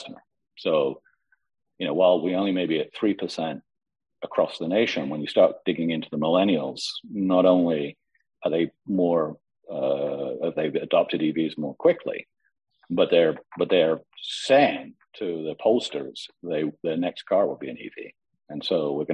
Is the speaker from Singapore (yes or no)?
no; London, United Kingdom; London did, my hometown